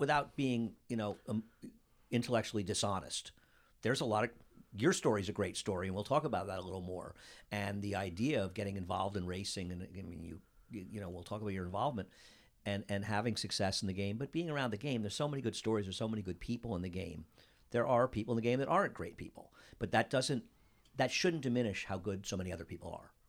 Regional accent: Saratoga Springs, New York, United States; we both grew up in Saratoga

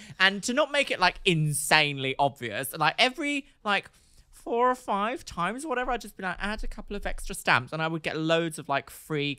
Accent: Brighton, South East England, United Kingdom; when I was a Brighton girl, obviously I grew up in Brighton

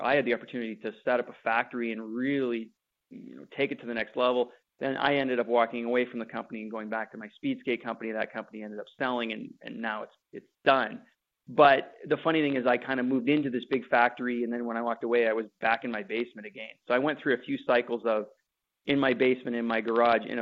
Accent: Winnipeg, Manitoba, Canada; I grew up in Winnipeg

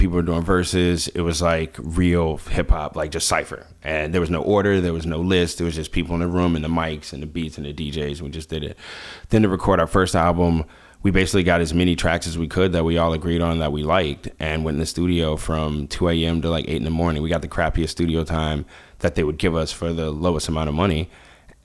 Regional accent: Washington, District of Columbia, United States; moved away; I grew up in Washington, D.C.

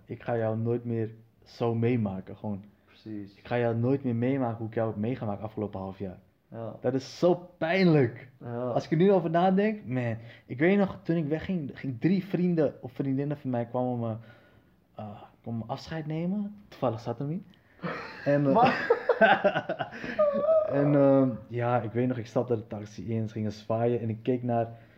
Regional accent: Netherlands; waar kom je vandaan? Ik zei, van Nederland

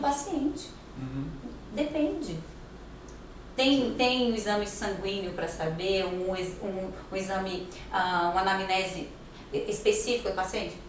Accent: Brazil; eu sou brasileira

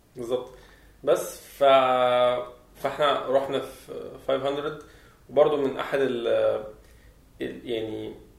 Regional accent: Egypt; عندنا في مصر

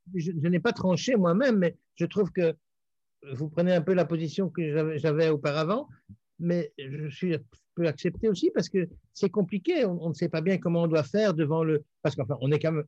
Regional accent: Belgium; je suis belge

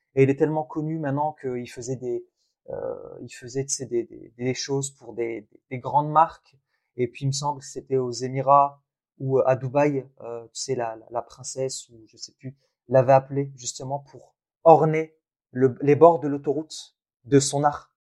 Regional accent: Thenia, Boumerdès Province, Algeria; moved away; je suis né en Algérie, dans une ville qui s'appelle Ténia. Et, euh, et en fait, dans l'immeuble où mes grands-parents vivaient et où j'ai fait mes premières années

